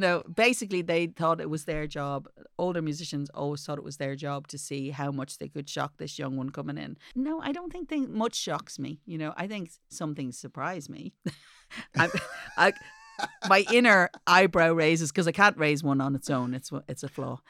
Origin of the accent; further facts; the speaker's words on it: Ireland; as an Irish mommy